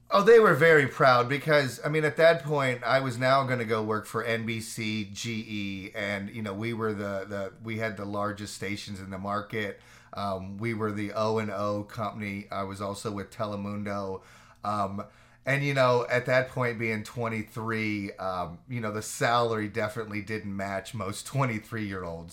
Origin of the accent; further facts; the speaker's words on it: Orlando, Florida, United States; also born or lived in Fairmont, West Virginia; grew up in Orlando, basically, so finished out my elementary, uh, middle and high school there